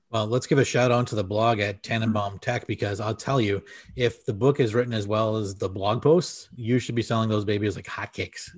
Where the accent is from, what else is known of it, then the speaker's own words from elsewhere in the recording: Wisconsin, United States; we are both from Wisconsin